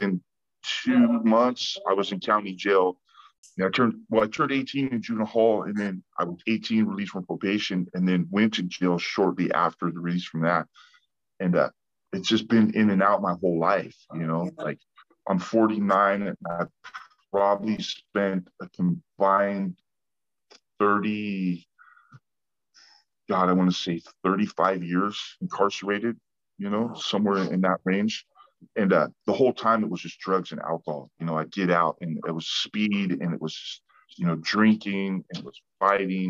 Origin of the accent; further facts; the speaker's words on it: San Diego, California, United States; I grew up in Ocean Beach, California. You know, it's a little area in San Diego, Southern California.